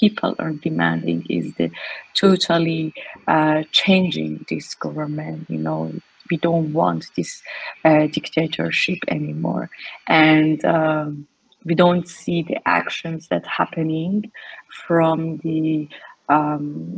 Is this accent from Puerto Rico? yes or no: no; Iran; moved away as an adult; also born or lived in Malaysia; now in Berlin, Germany; Growing up in Iran